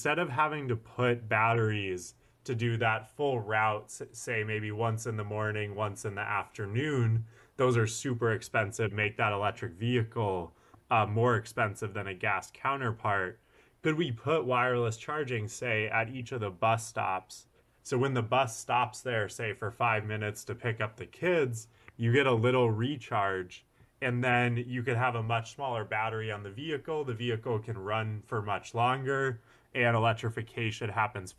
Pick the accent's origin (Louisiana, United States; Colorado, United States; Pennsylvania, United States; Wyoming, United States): Colorado, United States; Western; moved away; So I'm from Western Colorado originally